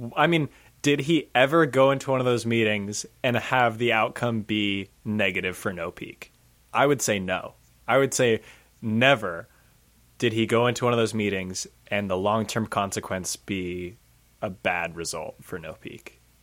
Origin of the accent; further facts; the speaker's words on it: United States; we're American